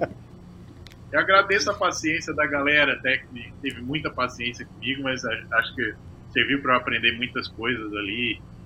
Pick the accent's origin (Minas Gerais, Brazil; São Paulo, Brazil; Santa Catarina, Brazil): Santa Catarina, Brazil; Araranguá; moved away as an adult; also born or lived in Florianópolis, Brazil; now in United States; vim de uma cidade pequena, né, de Araranguá, do interior de Santa Catarina